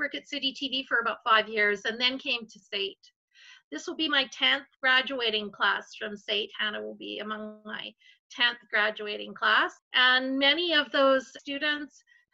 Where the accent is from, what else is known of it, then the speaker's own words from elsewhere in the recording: Vancouver, British Columbia, Canada; now in Calgary, Canada; I'm actually from Vancouver.